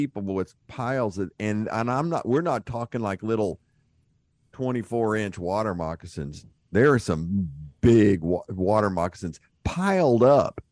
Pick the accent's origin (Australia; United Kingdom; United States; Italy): United States; Houston, Texas; growing up in Houston